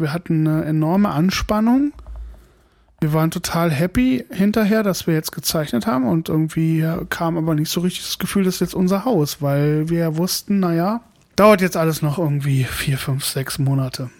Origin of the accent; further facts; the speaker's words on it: Hesse, Germany; now in Berlin area, Germany; in meine Heimat zurückzugehen, äh, nach Hessen